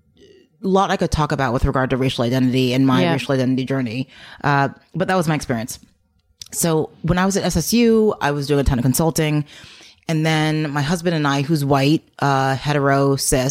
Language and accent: English; United States; now in New Hampshire, United States; I have a Jamaican mom, and but I was born in the States